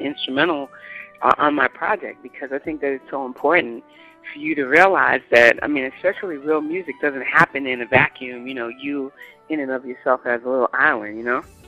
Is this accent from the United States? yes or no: yes; New York City, New York, United States; I am a New Yorker, born and raised.